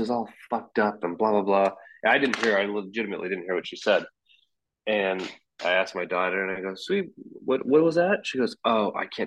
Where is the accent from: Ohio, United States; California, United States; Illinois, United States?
California, United States; Anaheim; moved away; I was born in Anaheim, so I spent all my time at Disneyland and Universal and Knott's Berry Farm